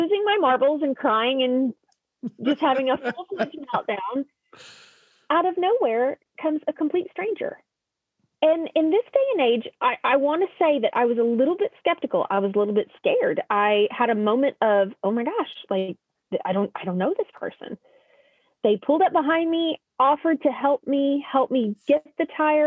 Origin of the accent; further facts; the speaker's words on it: Oklahoma, United States; I'm from Oklahoma. We're used to potholes.